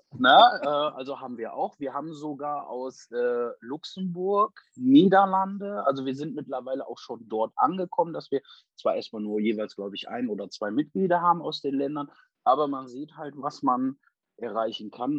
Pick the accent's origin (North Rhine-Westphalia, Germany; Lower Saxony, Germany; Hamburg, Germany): North Rhine-Westphalia, Germany; Essen; moved away as an adult; now in Wilhelmshaven, Germany; In Essen, ich bin in Essen groß geworden